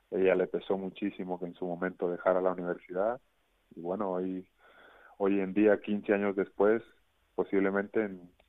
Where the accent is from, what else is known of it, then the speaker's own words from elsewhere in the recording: Mexico; una muy bonita canción como mexicano